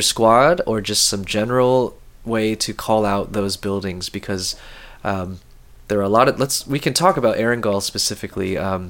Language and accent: English; Midwest, United States; And I'm from the Midwest